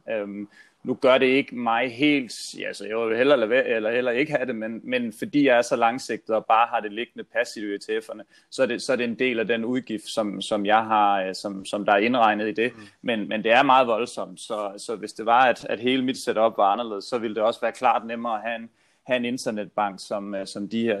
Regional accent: Funen, Southern Denmark, Denmark; moved away; jeg er jo Fynbo

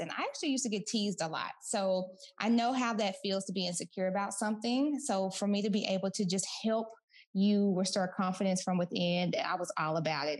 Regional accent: Kaufman, Texas, United States; moved away as an adult; also born or lived in Orange County, California; I'm from Kaufman, Texas

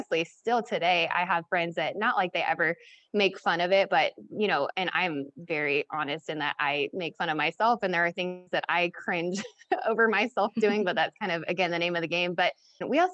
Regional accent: Kansas City, Missouri, United States; I'm from Kansas City

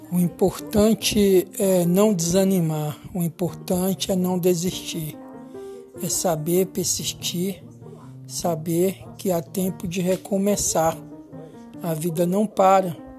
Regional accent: Brazil; Somos brasileiros

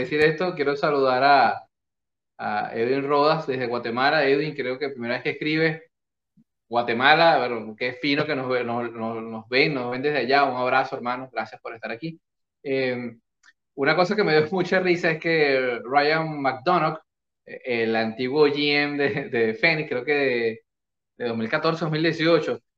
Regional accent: Venezuela

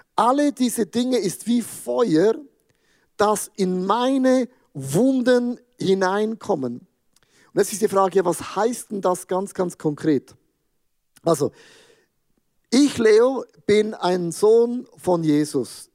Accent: Switzerland; ich als Schweizer

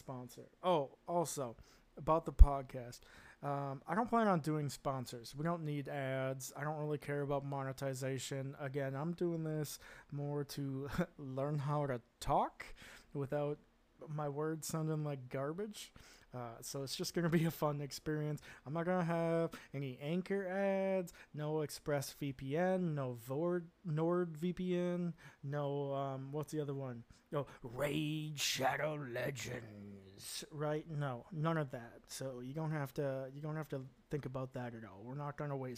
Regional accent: Wisconsin, United States; moved away as an adult; now in Netherlands; I'm an American, grew up in the Midwest in the Wisconsin area

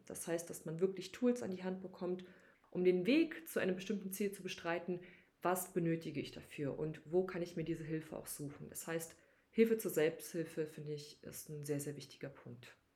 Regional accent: Berlin, Germany; nicht in Berlin geboren, aber aufgewachsen. Deshalb würde ich schon sagen, dass Berlin auf jeden Fall meine Heimatstadt ist

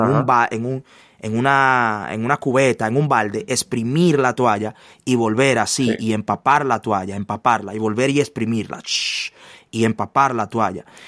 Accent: Santo Domingo, Distrito Nacional, Dominican Republic; also born or lived in La Romana, Dominican Republic; mi padre fue trasladado a la ciudad capital

